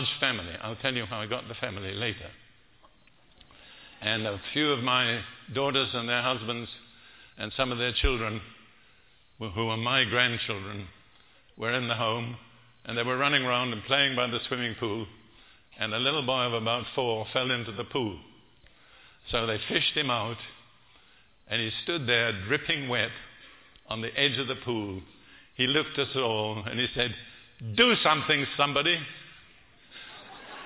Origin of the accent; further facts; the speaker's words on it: United Kingdom; now in United States; I'm British